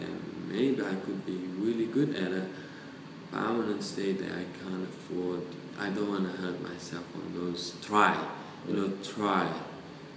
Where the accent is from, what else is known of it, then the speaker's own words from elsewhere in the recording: Brazil; moved away as an adult; also born or lived in New Zealand; I come from South America, I come from Brazil, countryside where we eat lots of meat, you know, organic. My father killed normally the chicken, the pork. So I grew up, you know, the fruit from the tree